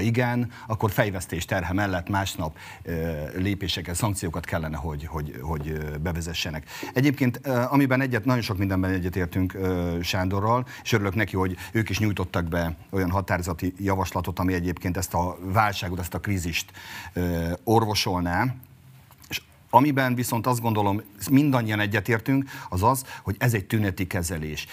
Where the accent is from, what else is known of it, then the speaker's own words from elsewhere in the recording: Mátra area, Heves, Hungary; ahonnan jövök Heves megyéből, a Mátrai körzetben